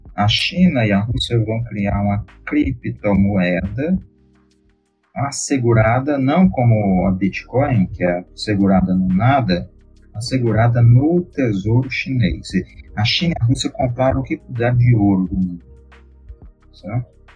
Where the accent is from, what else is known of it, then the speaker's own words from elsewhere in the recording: Brazil; a gente é brasileiro